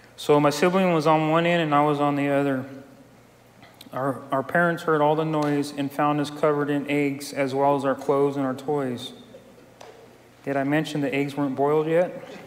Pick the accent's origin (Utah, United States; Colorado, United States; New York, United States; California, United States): California, United States; Santa Clara; I was born in Santa Clara, California in 1965